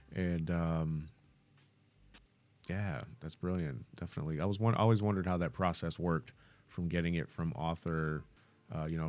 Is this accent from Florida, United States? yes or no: no; Michigan, United States; I'm from Michigan